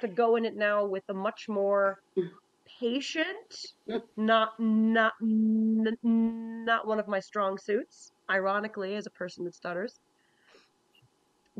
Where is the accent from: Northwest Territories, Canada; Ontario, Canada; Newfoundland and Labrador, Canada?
Newfoundland and Labrador, Canada; I'm a Newfoundlander too, I should say this, I'm a Newfoundlander too